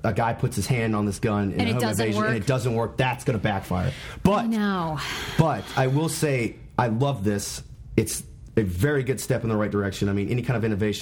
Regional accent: the Carolinas, United States; I grew up in Carolina.

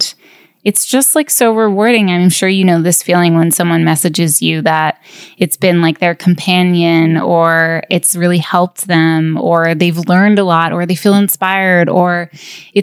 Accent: upstate New York, United States; moved away as an adult; now in Los Angeles, United States; I grew up in upstate New York

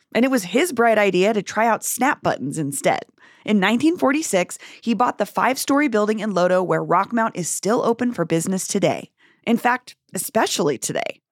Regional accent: Denver, Colorado, United States; Growing up in Denver

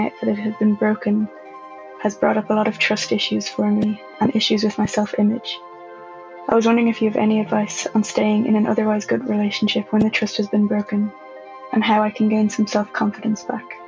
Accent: Ireland; I'm from Ireland.

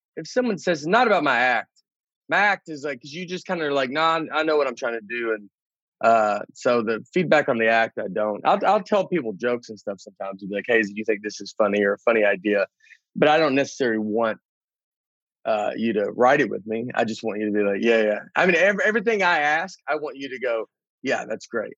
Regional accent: the South, United States; we're both from the South

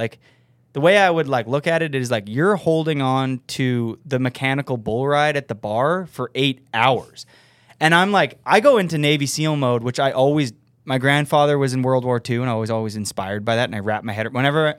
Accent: Winnipeg, Manitoba, Canada; I'm from Winnipeg

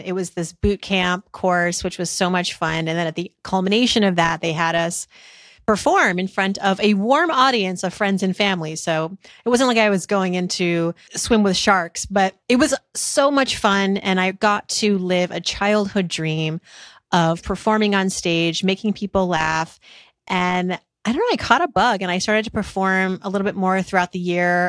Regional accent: Worcester, Massachusetts, United States; growing up in Worcester, Massachusetts

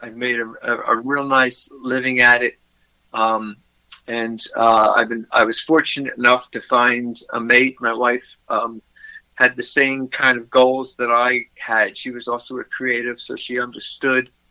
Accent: Philadelphia, Pennsylvania, United States; moved away as an adult; also born or lived in Montgomery County, Pennsylvania; now in Melbourne Beach, United States; I was born in Philadelphia, Pennsylvania, and spent most of my youth there.

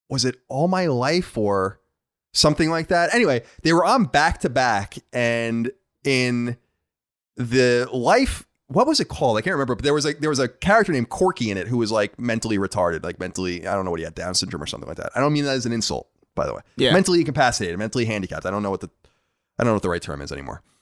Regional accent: Long Island, New York, United States; uh, I am from Long Island.

